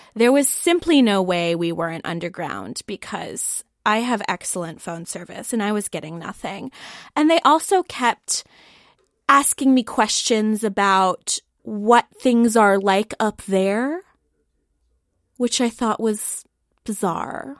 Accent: Columbus, Ohio, United States; I am from Columbus, uh, Columbus, Ohio, um, not any of the other Columbuses

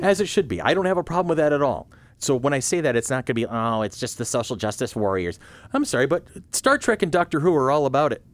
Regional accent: United States; I'm too American

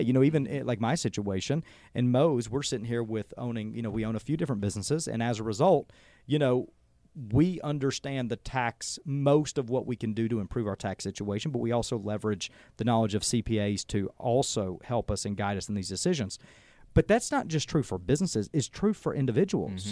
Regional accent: Adairsville, Georgia, United States; moved away as an adult; now in Cartersville, United States; Adair's was home, and, you know, as small as that community is

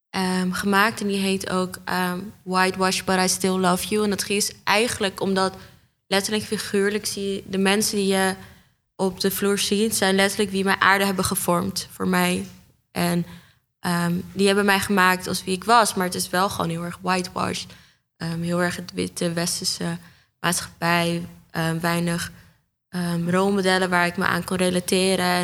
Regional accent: Amsterdam, North Holland, Netherlands; also born or lived in Almere; ja, ik kom uit Amsterdam Noord, Almere en Bosselommer.

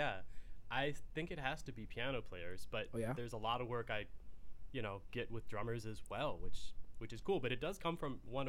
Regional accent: Fort Worth, Texas, United States; moved away; But I grew up in Fort Worth in Texas

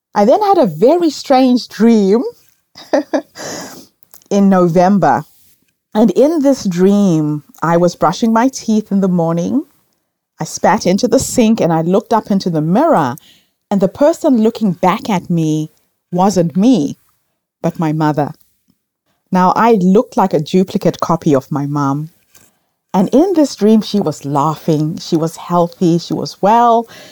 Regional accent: Zimbabwe; moved away as an adult; also born or lived in New Zealand; now in Melbourne, Australia; I grew up in Rhodesia at a time when we had racial segregation

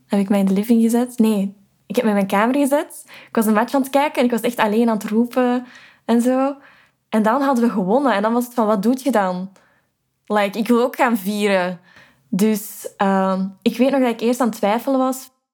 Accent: Vilvoorde, Flanders, Belgium; moved away as an adult; now in Amsterdam, Netherlands; Ik ben 22 jaar en ik kom uit Vilvoorde, een gemeente dicht bij Brussel

